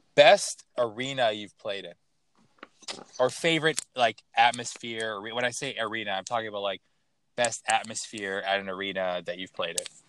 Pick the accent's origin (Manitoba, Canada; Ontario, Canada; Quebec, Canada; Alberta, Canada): Ontario, Canada; Toronto; I'm from Toronto